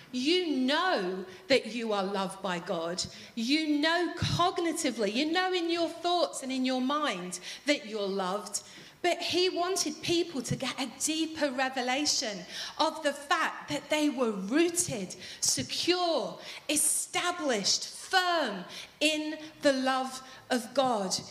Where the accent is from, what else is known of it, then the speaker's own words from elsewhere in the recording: Manchester, North West England, United Kingdom; As you know, I'm from Manchester.